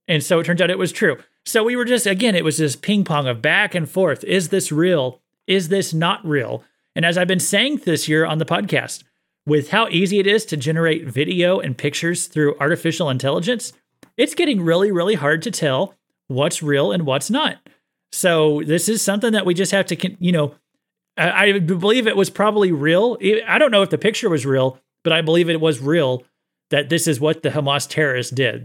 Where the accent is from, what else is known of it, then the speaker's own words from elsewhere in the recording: United States; I'm an American